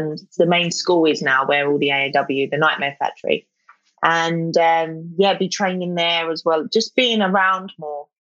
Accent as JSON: {"language": "English", "region": "London", "country": "United Kingdom", "said": "So I come under London, so like Southeast London"}